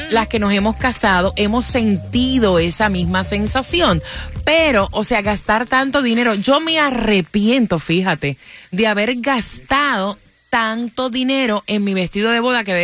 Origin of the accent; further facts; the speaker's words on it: Caracas, Capital District, Venezuela; moved away; De Venezuela.